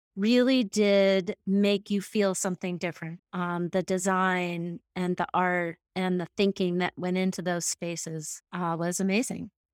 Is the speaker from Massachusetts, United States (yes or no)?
yes; Massachusetts, United States; moved away as an adult; now in Jackson, United States; I was raised in Massachusetts